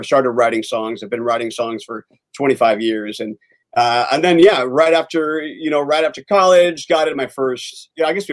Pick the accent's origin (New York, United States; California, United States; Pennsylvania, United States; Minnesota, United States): California, United States; Southern; I grew up in Southern California